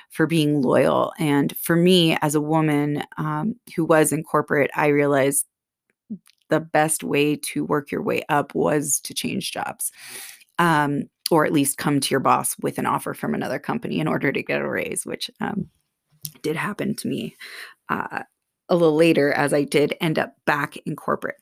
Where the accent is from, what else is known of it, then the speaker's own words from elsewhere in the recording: Bay Area, Silicon Valley, California, United States; moved away as an adult; growing up in the Bay Area, Silicon Valley, it was that, everyone was a workaholic there.